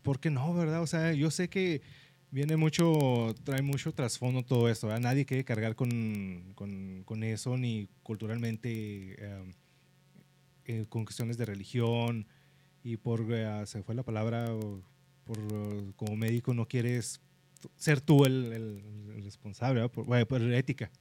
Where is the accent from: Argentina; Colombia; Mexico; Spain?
Mexico; siendo mexicanos